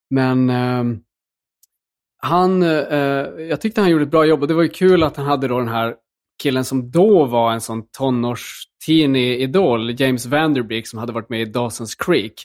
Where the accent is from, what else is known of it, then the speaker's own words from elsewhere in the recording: Luleå, Norrbotten County, Sweden; jag växte upp i, liksom i Luleå